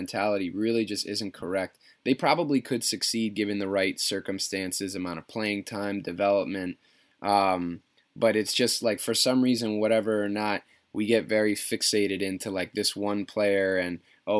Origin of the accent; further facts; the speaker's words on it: Westchester, New York, United States; I grew up down in Westchester.